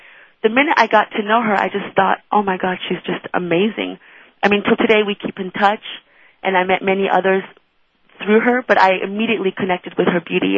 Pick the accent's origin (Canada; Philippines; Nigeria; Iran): Iran; now in United States; I'm not American, although I love that I'm living in this country. I actually came from Iran, and my mother's Israeli